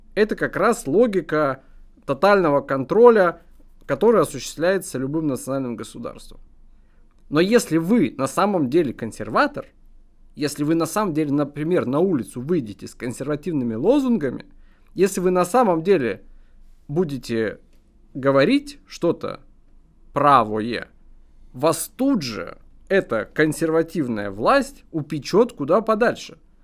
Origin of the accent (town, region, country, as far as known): Russia